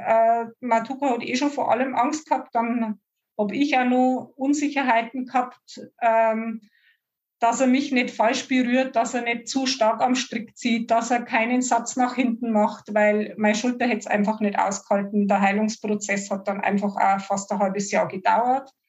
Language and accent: German; Bavaria, Germany; Ich komme aus der Oberpfalz, wahrscheinlich nicht zu überhören für alle, die außerhalb unserer Gegend sind.